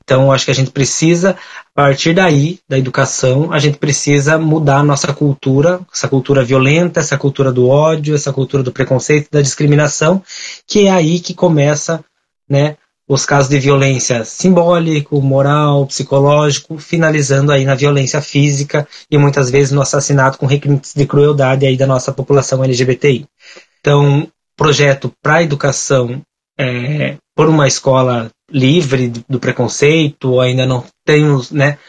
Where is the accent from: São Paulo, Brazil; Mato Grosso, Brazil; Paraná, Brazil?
Paraná, Brazil; General Carneiro; eu sou natural do município de General Carneiro, é uma, um município no extremo sul do estado do Paraná